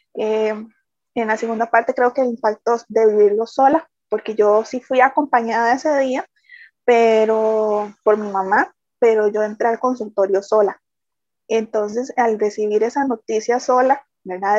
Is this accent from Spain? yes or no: no; San José, Costa Rica; soy de Costa Rica, San José.